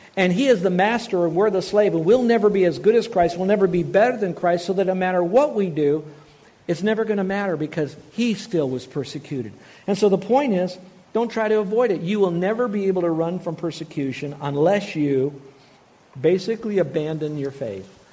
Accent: United States; I'm an American

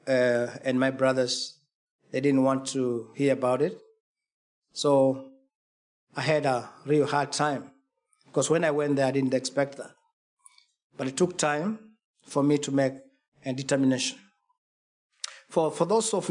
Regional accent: Kenya; I come from Kenya, eastern part of Africa

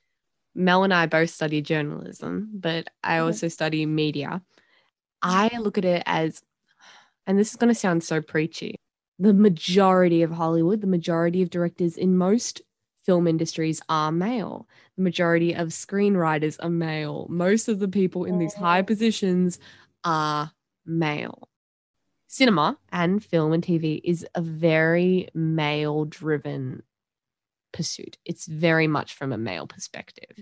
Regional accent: Australia; growing up in Australia

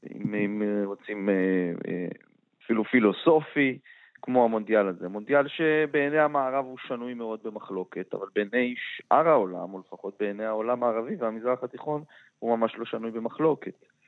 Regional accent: Israel; מבחינתנו כישראלים

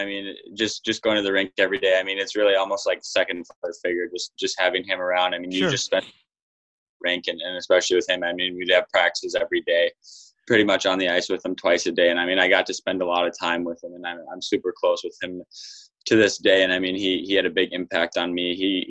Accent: Minnesota, United States; growing up in Minnesota, I mean, it is a hockey state.

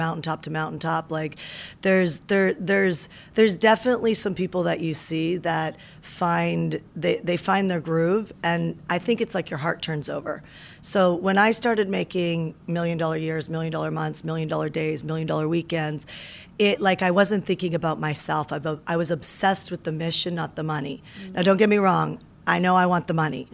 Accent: Canada; moved away as an adult; also born or lived in Las Vegas, Nevada, United States; now in United States; I moved to America from Canada

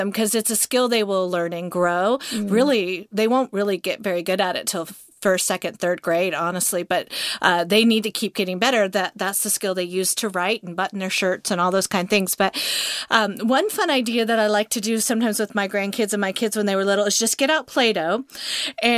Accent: Montana, United States; now in Georgia, United States; I grew up in Montana, so it's not cold ever to me in Georgia

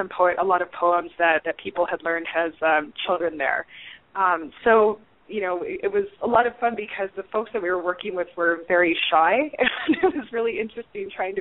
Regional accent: New Mexico, United States; grew up in New Mexico

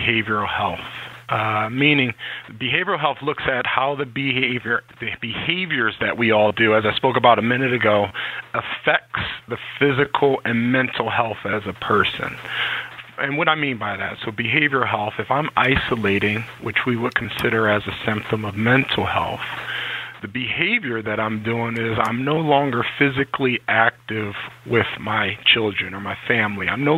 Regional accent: Philadelphia, Pennsylvania, United States; moved away as an adult; also born or lived in Reading, Pennsylvania; now in Connecticut, United States; I grew up in Philadelphia, PA

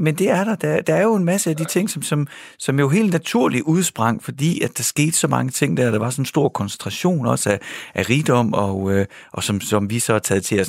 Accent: Denmark

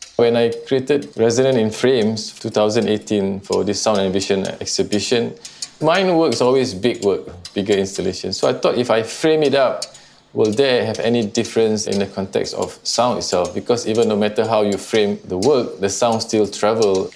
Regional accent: Singapore; I'm an artist from Singapore.

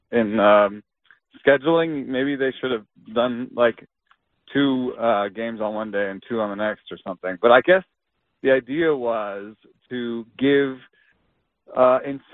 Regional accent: Atlanta, Georgia, United States; I grew up in Atlanta

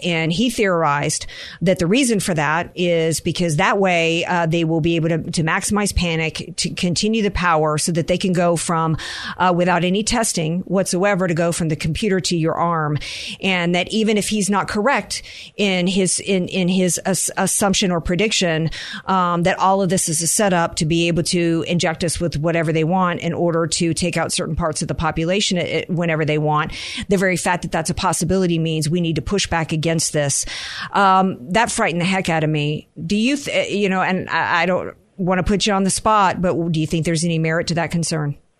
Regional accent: the South, United States; I grew up in the South where where boys used to roll up in their trucks with loaded gun racks in the back.

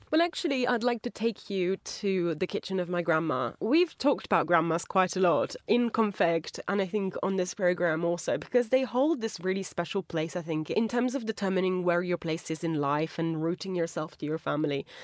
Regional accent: Italy; moved away; As, like, an Italian speaker, I've headed back to my home country quite a few times

